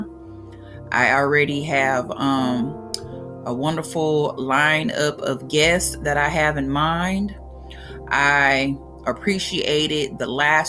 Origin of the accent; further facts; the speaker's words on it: Brookhaven, Mississippi, United States; accent: country; now in Bakersfield, United States; I am from Mississippi. That's where I was raised. I was not born there